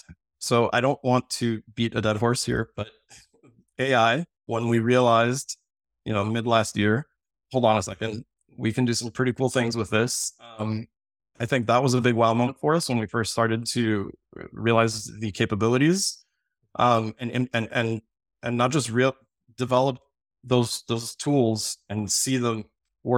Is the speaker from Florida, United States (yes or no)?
yes; Miami, Florida, United States; born there; So, I was born in Miami, Florida, which, my favorite city in the world, so I travel a ton.